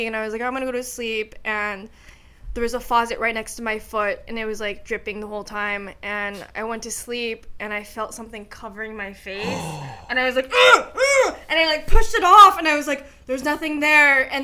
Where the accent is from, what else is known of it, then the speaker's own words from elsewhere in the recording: Fontana, California, United States; My hometown in Fontana.